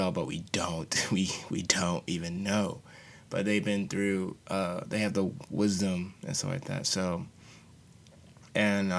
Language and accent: English; Charlotte, North Carolina, United States; growing up back in Charlotte, North Carolina